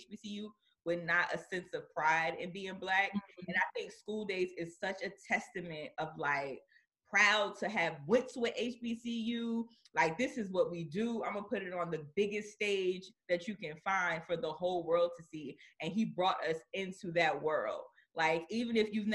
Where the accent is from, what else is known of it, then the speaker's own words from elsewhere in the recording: New Jersey, United States; moved away as an adult; now in Atlanta, United States; I'm from Jersey.